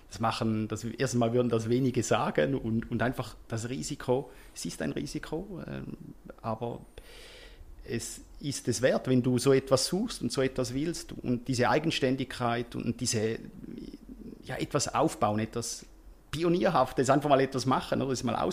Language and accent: German; Switzerland; Also es ist sehr viel äh, am, am Laufen bei uns in der Schweiz, eben überdurchschnittlich.